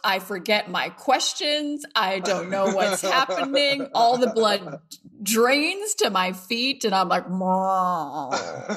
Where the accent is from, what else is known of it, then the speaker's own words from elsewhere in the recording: Providence, Rhode Island, United States; my hometown where I'm from, Providence